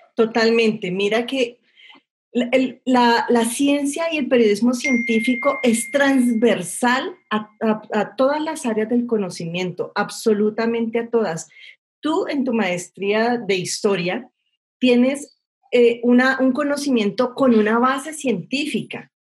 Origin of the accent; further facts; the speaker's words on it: Cali, Valle del Cauca, Colombia; yo soy de Cali